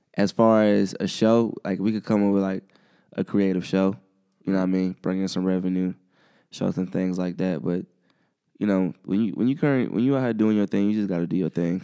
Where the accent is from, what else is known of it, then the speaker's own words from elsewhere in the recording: Columbia, South Carolina, United States; growing up in Columbia